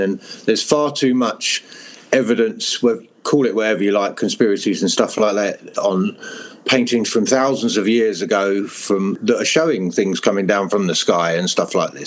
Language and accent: English; Hertfordshire, East of England, United Kingdom; moved away; also born or lived in Europe; I'm from England in Hertfordshire, uh, which is very green and rural